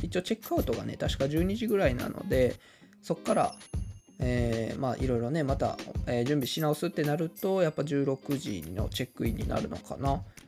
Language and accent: Japanese; Kawanishi, Hyogo, Japan; 日本でも有数の里山である川西市、えー、出身なんですけれども